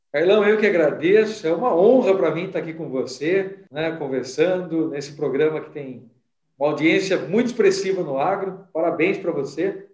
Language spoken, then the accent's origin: Portuguese; Limeira, São Paulo, Brazil; Eu sou natural de Limeira, aqui no interior do estado de São Paulo, eu né? nasci em Limeira.